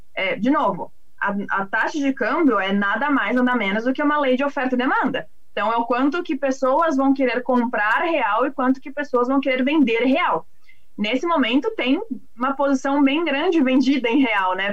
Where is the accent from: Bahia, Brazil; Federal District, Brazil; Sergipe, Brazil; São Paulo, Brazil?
São Paulo, Brazil; Eu sou, sou da cidade, sou de São Paulo.